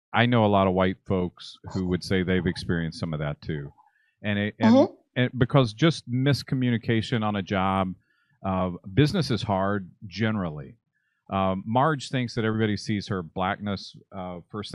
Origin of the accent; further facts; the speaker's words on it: Kentucky, United States; also born or lived in Ohio; I was born in Kentucky, raised between Kentucky and Ohio